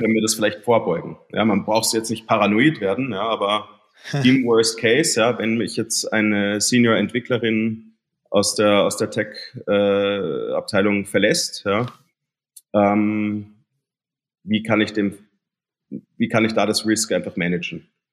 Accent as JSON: {"language": "German", "country": "Germany", "tie": "born or raised there", "moved": "yes", "lives_now": "Austria", "said": "ich bin in Deutschland aufgewachsen"}